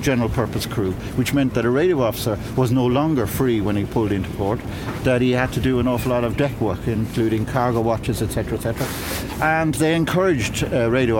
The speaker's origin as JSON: {"language": "English", "town": "Monkstown", "region": "Leinster", "country": "Ireland", "tie": "born or raised there", "said": "I grew up in Monkstown, and which wasn't very far away from Dunleary"}